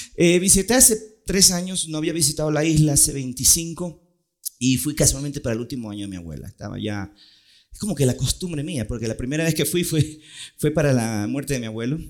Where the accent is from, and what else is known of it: Ecuador; born or raised there; also born or lived in Puerto Rico / New York